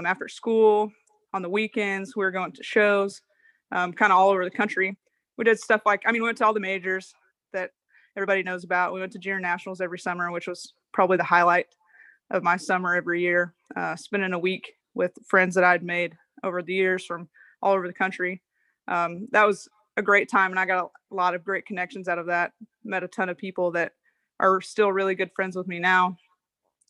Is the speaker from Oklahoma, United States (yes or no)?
yes; Madill, Oklahoma, United States; also born or lived in Stillwater, Oklahoma / Tulsa, Oklahoma; now in Durant, United States; I grew up in Medill, Oklahoma on a show cattle operation